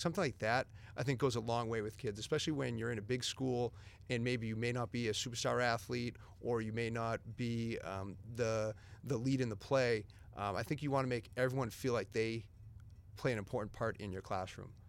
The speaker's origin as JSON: {"language": "English", "town": "Methuen", "region": "Massachusetts", "country": "United States", "tie": "born or raised there", "said": "I grew up in the Merrimack Valley, uh, went to Methuen High School"}